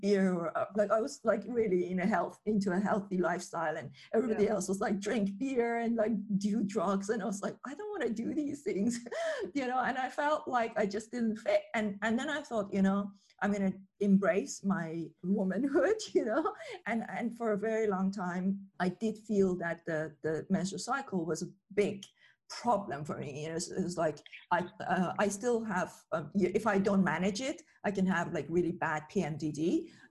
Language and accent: English; Iran; moved away; I grew up in Iran